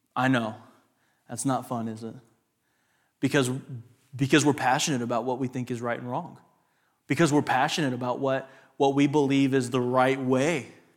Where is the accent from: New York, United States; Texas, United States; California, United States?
Texas, United States; West; a West Texas raised man.